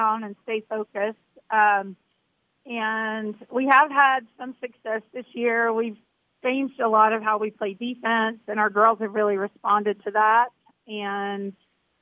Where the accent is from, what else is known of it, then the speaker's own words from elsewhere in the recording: Georgia, United States; moved away as an adult; I grew up in Georgia, actually, and then went to the Air Force Academy